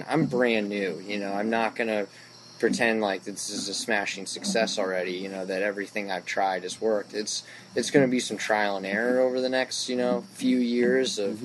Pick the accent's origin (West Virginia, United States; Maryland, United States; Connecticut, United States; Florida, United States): Maryland, United States; Bethesda; I grew up in Bethesda